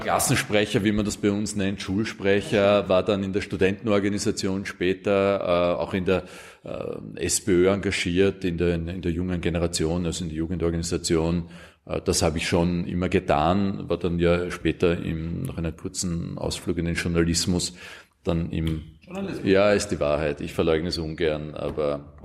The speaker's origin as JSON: {"language": "German", "country": "Austria", "said": "bei uns in Österreich"}